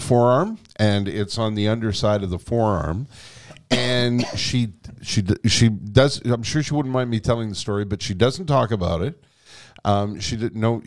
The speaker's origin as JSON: {"language": "English", "region": "Quebec", "country": "Canada", "tie": "born or raised there", "first_language": "English", "said": "I was born here. I was educated in English here"}